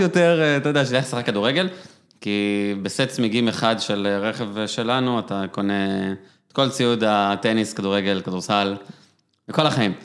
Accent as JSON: {"language": "Hebrew", "country": "Israel", "tie": "born or raised there", "said": "גדלתי במושב"}